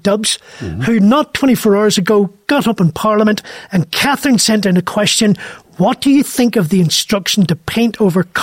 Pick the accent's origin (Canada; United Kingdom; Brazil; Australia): United Kingdom; Derry, Northern Ireland; Derry, the town I grew up in.